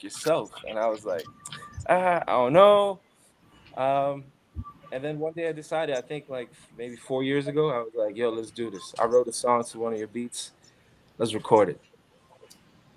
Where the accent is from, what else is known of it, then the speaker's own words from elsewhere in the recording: New York City, New York, United States; now in Phoenix, United States; I'm from Crown Heights, Brooklyn.